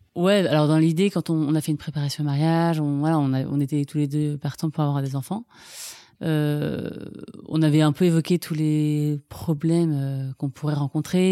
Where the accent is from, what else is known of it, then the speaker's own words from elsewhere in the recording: Ville-d'Avray, Île-de-France, France; J'ai grandi à Ville-d'Avray